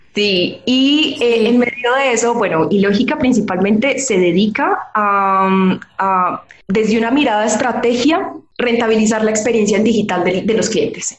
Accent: Manizales, Caldas, Colombia; yo soy colombiana, soy nacida y criada en una ciudad de Colombia que se llama Manizales

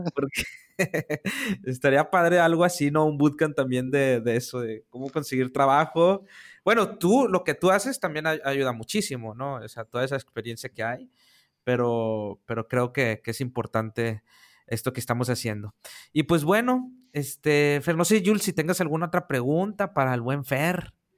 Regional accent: Monterrey, Nuevo León, Mexico; yo acá en mi tierra de Monterrey

